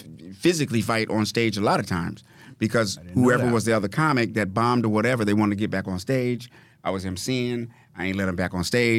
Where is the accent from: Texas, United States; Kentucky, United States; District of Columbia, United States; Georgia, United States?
District of Columbia, United States; Washington; So I'm from Washington, D.C., the blackest city you ever seen in your life